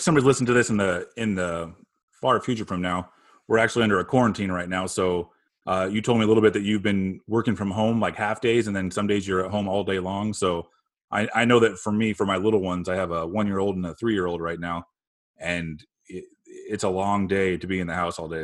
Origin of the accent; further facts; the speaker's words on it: Phoenix, Arizona, United States; now in Chicago, United States; grew up in Phoenix, and I'm currently living in Chicago, Illinois